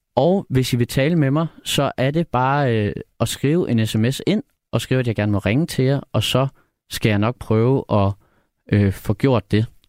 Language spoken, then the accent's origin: Danish; Odsherred, Zealand, Denmark; moved away as an adult; now in Copenhagen, Denmark; jeg er fra Nordvestjylland faktisk. Øhm, fra den øh, store sommerhuskommune, der hedder Odsad